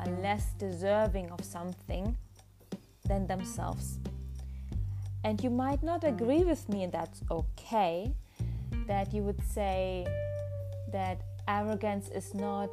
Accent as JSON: {"language": "English", "country": "Germany", "tie": "born or raised there", "second_language": "English", "said": "I was born in Germany"}